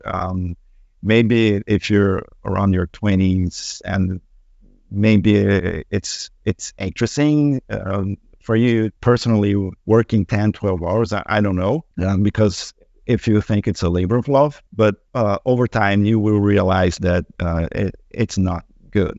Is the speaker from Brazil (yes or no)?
yes; Brazil; moved away; I come from Brazil